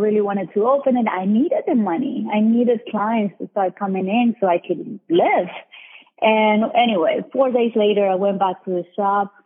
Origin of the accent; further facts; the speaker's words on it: Colombia; moved away as an adult; now in United States; I was born in Colombia, South America. And I came to the U.S. in 2002